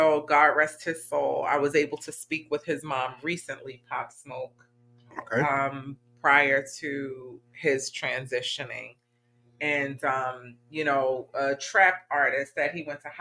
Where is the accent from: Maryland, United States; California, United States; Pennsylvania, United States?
Maryland, United States; Baltimore; Baltimore, Maryland, which is my hometown